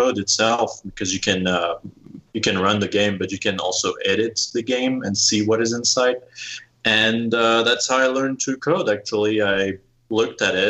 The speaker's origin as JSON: {"language": "English", "area": "near the Alps", "region": "eastern France", "country": "France", "also_born_or_lived": "Lyon, France", "moved": "yes", "lives_now": "Colorado, United States", "said": "I come from, the east of France, like near Switzerland, the Alps, the mountains. So that's also why I'm living in Colorado now."}